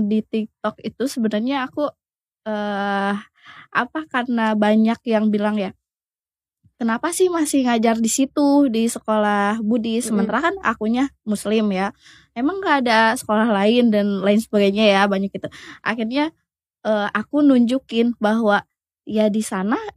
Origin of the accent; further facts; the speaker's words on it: Garut, West Java, Indonesia; now in Tangerang, Indonesia; apalagi kan saya aslinya kan nggak dari Tangerang